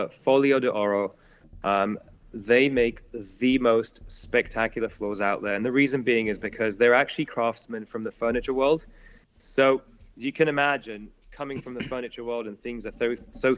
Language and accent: English; England, United Kingdom; now in United States; I'm English